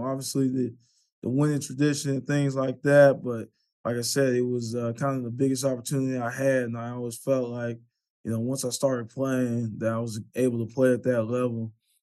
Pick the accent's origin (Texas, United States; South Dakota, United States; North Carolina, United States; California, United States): Texas, United States; Pflugerville; moved away as an adult; also born or lived in Austin, Texas; now in Norfolk, United States; I was born in Austin, raised in Pflugerville